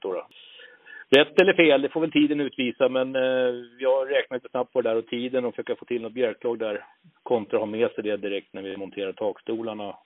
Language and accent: Swedish; Nynäshamn, Stockholm County, Sweden; moved away as an adult; now in Uppsala, Sweden; född och uppvuxen ute på Torö utanför Nynäshamn